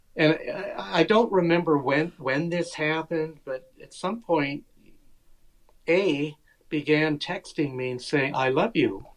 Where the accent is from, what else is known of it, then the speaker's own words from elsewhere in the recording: United States; growing up in America